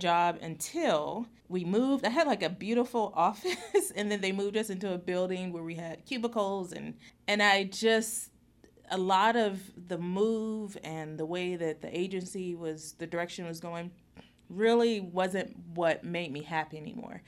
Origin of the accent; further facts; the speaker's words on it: Youngstown, Ohio, United States; moved away; I grew up in Youngstown, Ohio